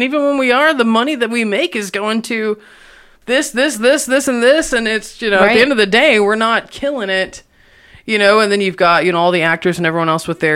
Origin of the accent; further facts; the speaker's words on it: Indiana, United States; also born or lived in Memphis, Tennessee; now in Lubbock, United States; I'm from Indiana, so I'm not from here either